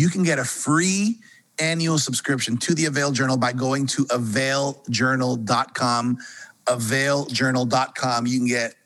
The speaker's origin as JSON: {"language": "English", "country": "Colombia", "said": "I'm from Colombia too"}